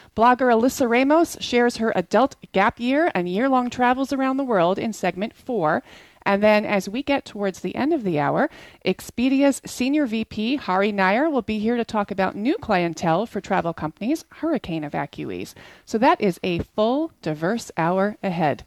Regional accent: New Jersey, United States; New Jersey is my home state.

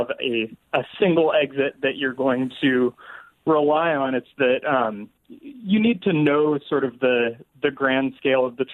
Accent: Seattle, Washington, United States; now in New Orleans, United States; I grew up in Seattle.

